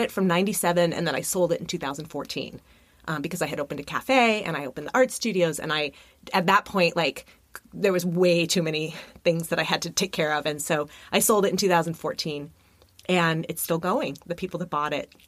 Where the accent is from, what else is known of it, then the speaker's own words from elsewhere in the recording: Burbank, California, United States; also born or lived in New York City; now in Los Angeles, United States; I grew up in Burbank, which is, I'm a sixth generation California girl